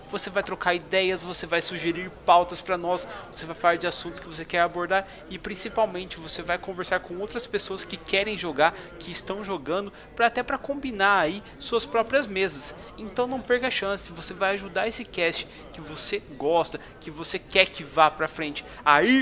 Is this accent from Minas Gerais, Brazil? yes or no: no; Niterói, Rio de Janeiro, Brazil; mas tenho 34 anos, sou de Niterói e trabalho no escritório de advocacia.